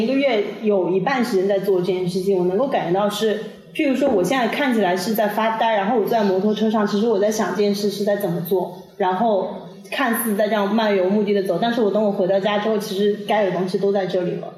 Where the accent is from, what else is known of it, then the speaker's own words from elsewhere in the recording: Shanghai, China; moved away as an adult; now in Bali, Indonesia; 我觉得上海依然是我的家乡，我还是会回去